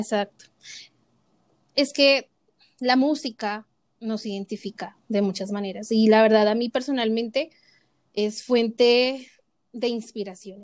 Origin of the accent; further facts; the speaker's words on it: Bogotá, Colombia; somos de Bogotá.